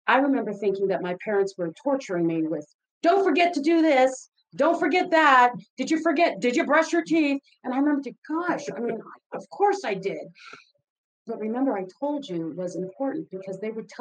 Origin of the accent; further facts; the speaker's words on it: Philippines; moved away; I grew up in the Philippines.